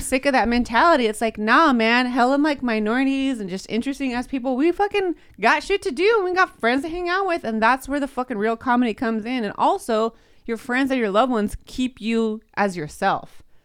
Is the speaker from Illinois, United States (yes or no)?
no; Modesto, California, United States; I'm from Modesto